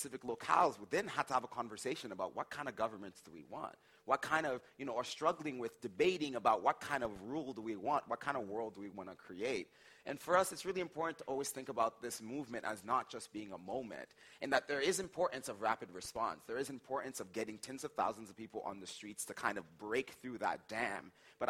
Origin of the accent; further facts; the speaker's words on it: Haiti; born there; like I mentioned, I was born in Haiti.